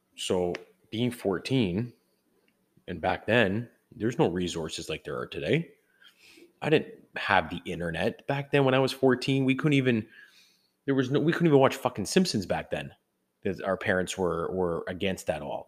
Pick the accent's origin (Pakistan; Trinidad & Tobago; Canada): Canada; I am from Canada